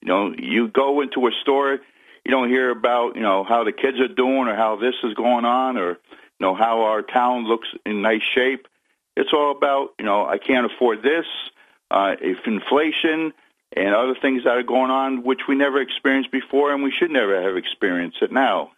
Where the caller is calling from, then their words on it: Endicott, New York, United States; This is … from Endicott.